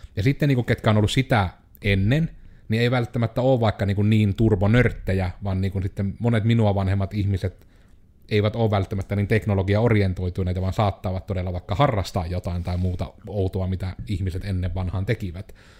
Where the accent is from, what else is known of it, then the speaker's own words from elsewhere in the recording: Joensuu, North Karelia, Finland; on koko ikänsä asunut Joensuussa